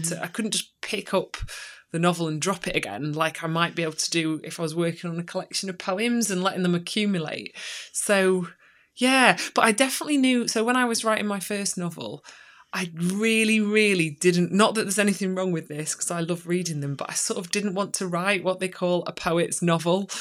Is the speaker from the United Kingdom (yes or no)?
yes; Chesterfield, East Midlands, United Kingdom; now in Sheffield, United Kingdom; I grew up in Chesterfield and then kind of moved back um, after some time in different places.